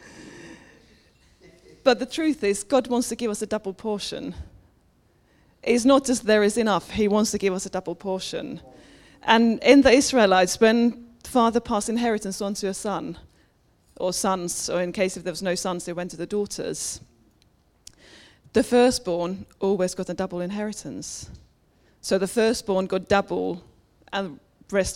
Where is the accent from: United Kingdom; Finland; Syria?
Finland; moved away; I was brought up Pentecostal in Finland.